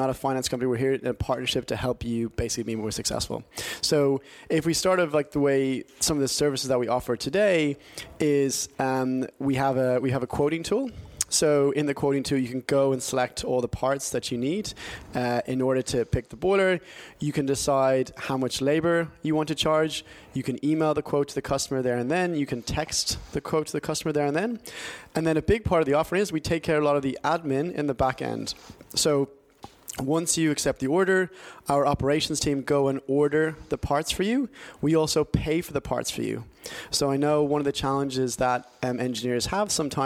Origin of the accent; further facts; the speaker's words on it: Ireland; moved away as an adult; now in London, United Kingdom; born and bred in Ireland. I was there until I was about sort of 21, 22. And then I came across here and did a master's degree and been in London for about sort of 12 years now.